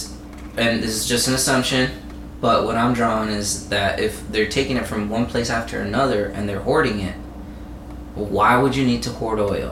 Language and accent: English; United States; I'm an American, and I've traveled through the country